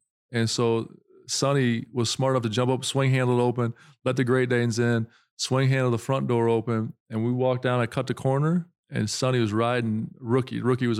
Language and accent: English; South Dakota, United States; I'm from South Dakota